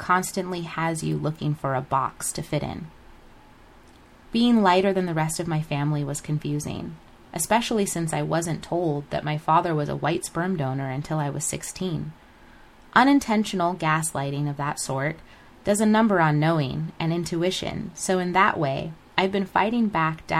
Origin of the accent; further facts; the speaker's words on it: United States; Growing up in America